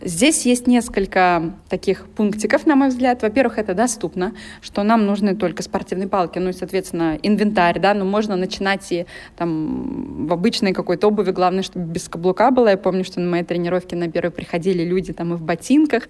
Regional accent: Saransk, Mordovia, Russia; moved away as an adult; now in Moscow, Russia; я из Саранска сама

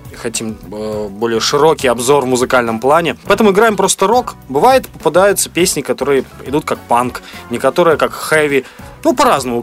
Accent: Belarus; мы из Беларуси

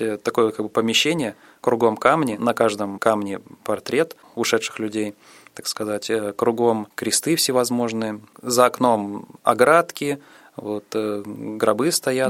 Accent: Saransk, Mordovia, Russia; also born or lived in Okha, Sakhalin; С тех пор мы с мамой переехали в Мордовию, город Саранск. Там я и пошел в школу

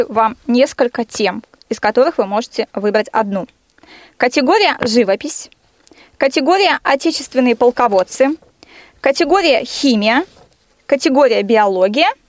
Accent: Smolensk, Smolensk Oblast, Russia; звоню вам из Смоленска.

